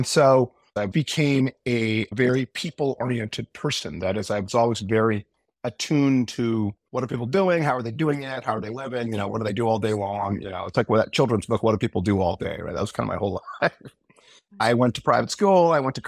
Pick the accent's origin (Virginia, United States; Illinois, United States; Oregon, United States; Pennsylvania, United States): Oregon, United States; Portland; moved away as an adult; Well, I grew up in Portland, Oregon, and I was the fourth kid.